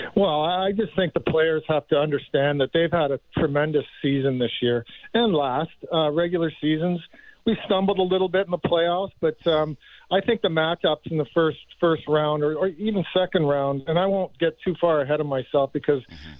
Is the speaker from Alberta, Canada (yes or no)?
no; Markham, Ontario, Canada; Markham's my hometown